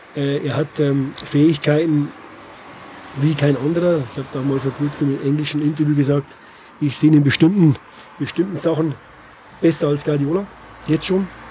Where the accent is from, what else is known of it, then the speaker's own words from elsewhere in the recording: Bavarian Forest, Germany; accent: Bavarian; moved away; wir sind beide aus dem Bayerischen Wald